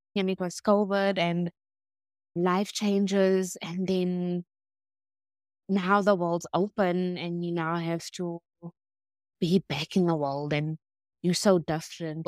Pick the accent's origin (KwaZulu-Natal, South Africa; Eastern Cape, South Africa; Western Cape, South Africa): Western Cape, South Africa; Cape Town; I grew up in Claremont